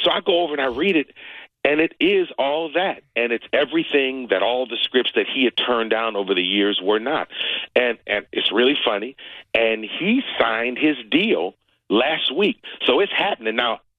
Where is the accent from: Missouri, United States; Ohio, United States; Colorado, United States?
Ohio, United States; Cleveland; I'm from Cleveland, Ohio. I grew up in a neighborhood where Jim Brown was the famous person in my neighborhood